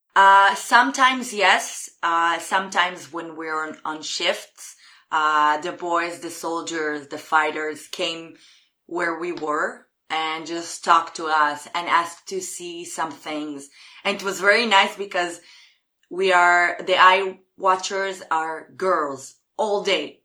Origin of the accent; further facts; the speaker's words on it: Jerusalem, Jerusalem District, Israel; English is a second language; I'm from Jerusalem in Israel.